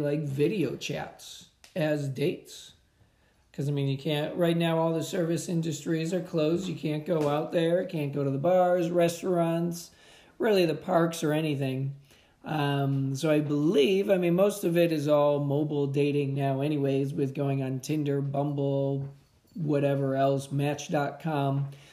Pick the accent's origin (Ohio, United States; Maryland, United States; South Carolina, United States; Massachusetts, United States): Ohio, United States; now in Raleigh, United States; I'm originally from Ohio